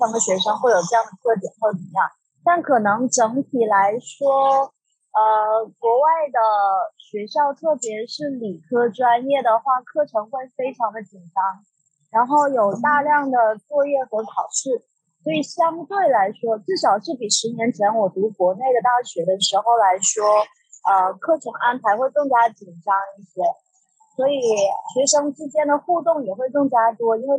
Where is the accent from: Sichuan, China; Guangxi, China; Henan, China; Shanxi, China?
Guangxi, China; moved away as an adult; also born or lived in Hong Kong / New Zealand; now in London, United Kingdom; 我其实我老家是在广西，那然后我本科是在广东读的，就呃读完书了以后，我在香港读了一个 marketing 的硕士。后来就回到广州工作了一年多一点